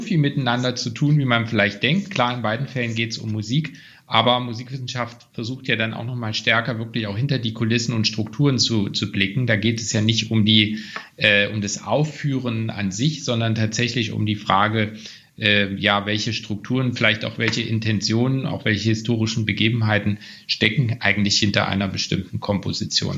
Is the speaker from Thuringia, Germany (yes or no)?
yes; Weimar, Thuringia, Germany; Ich stamme ja auch aus Weimar, einer Stadt, in der natürlich Kultur eine besondere Rolle auch spielt